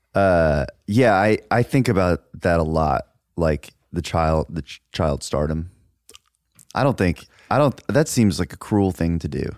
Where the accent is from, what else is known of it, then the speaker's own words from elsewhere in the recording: Dallas, Texas, United States; I grew up in Dallas